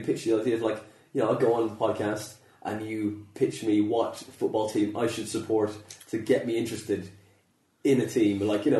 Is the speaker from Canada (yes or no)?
no; Skibbereen, Munster, Ireland; And, okay. And where'd you live? Milnville, Skibbereen, County Cork.